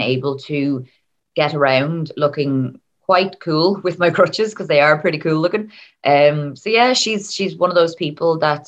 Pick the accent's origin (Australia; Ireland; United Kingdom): Ireland; Dublin, Leinster; now in Donegal, Ireland; So I am actually originally from Dublin, but I moved up to Donegal with my family. I think it's over 20 years now.